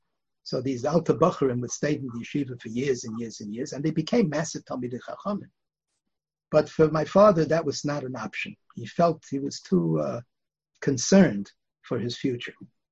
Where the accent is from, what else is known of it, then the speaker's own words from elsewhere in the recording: Bialystok, Podlaskie Voivodeship, Poland; born there; I was born in Bialystok, actually.